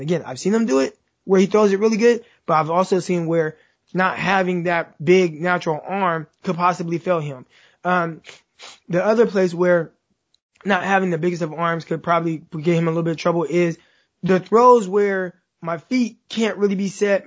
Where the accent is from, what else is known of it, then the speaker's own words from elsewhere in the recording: Stockton, California, United States; I'm from Stockton, California, which is 30 minutes south of Sacramento